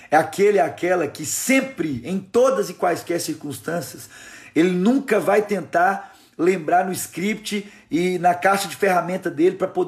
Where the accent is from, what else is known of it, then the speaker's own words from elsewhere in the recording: Minas Gerais, Brazil; Eles vieram com a equipe lá da Sal da Terra, lá em Fabriciano, lá em Minas Gerais, lá da minha região.